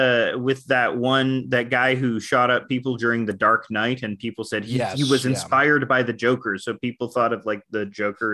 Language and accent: English; Canada; I'm Canadian.